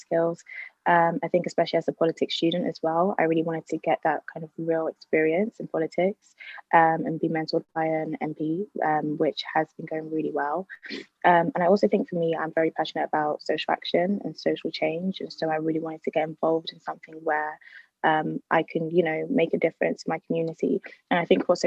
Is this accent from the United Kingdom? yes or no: yes; London, United Kingdom; I was born and raised in Southeast London.